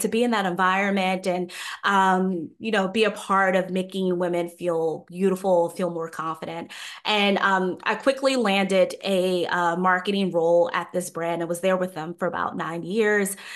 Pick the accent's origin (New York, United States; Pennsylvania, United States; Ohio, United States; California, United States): New York, United States; Growing up in New York